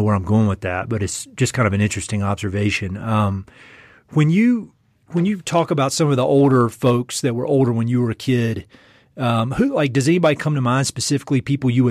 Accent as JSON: {"language": "English", "area": "Edgecombe County", "region": "North Carolina", "country": "United States", "tie": "born or raised there", "moved": "yes", "said": "Edgecombe County, where I grew up, is one of the poorest regions"}